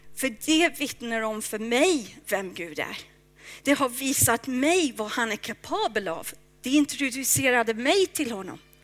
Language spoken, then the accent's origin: Swedish; England, United Kingdom; now in Stockholm, Sweden; Jag är från England